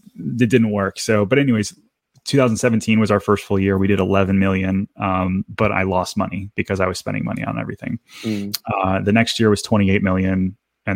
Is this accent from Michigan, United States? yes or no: yes; Detroit, Michigan, United States; moved away as an adult